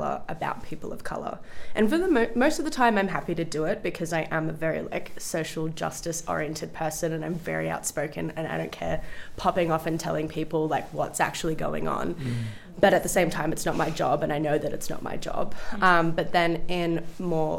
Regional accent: Melbourne, Victoria, Australia; I grew up in a very, very white environment, whether like within my family unit, but with also within like where I grew up in Melbourne. I grew up like in a inner east suburbs, like Hawthorne, Camberwell

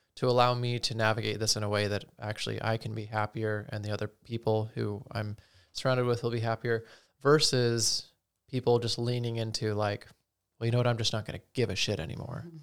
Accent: Utah, United States; growing up in Utah, Mormonism

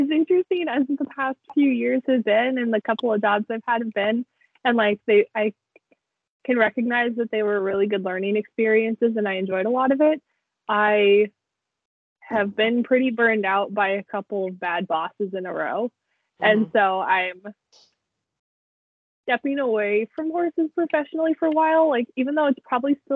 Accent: Western Washington, United States; I grew up in Western Washington

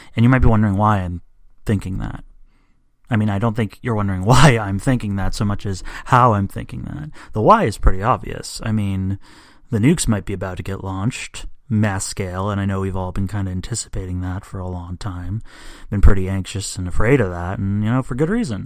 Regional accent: United States; I'm an American

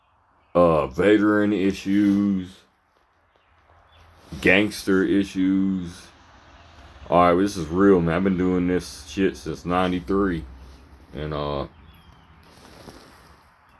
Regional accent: Louisville, Kentucky, United States; now in Fort Knox, United States; I'm from Louisville, Kentucky. This is my home.

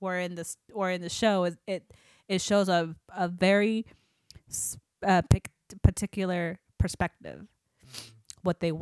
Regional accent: Saginaw, Michigan, United States; Yeah, Saginaw's my hometown.

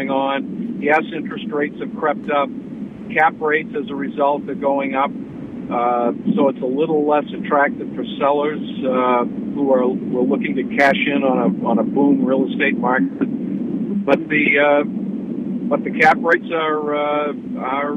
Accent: Bangor, Maine, United States; I'm from Bangor

